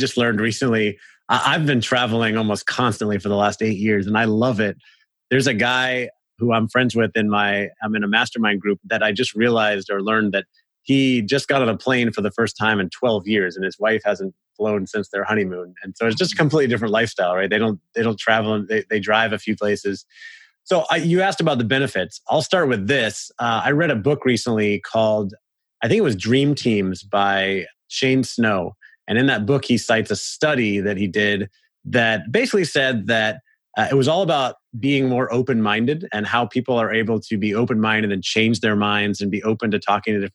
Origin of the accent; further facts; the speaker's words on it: Orlando, Florida, United States; moved away as an adult; also born or lived in Los Angeles, United States / San Francisco, United States; we moved back to my hometown of Orlando about 4 years ago